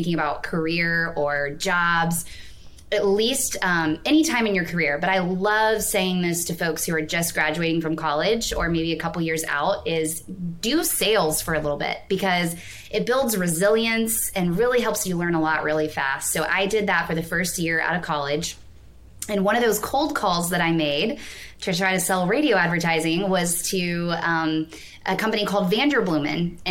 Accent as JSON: {"language": "English", "town": "Nashville", "region": "Tennessee", "country": "United States", "tie": "born or raised there", "also_born_or_lived": "New York City", "moved": "as an adult", "said": "I was born and raised in Nashville, Tennessee"}